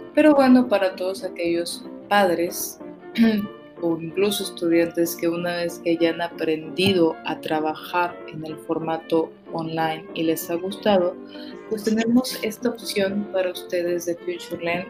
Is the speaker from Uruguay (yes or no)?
no; Mexico; como mexicanos